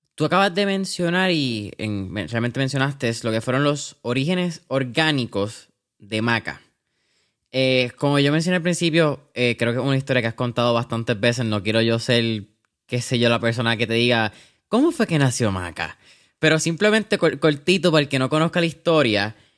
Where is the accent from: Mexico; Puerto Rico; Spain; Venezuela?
Puerto Rico; aquí como puertorriqueños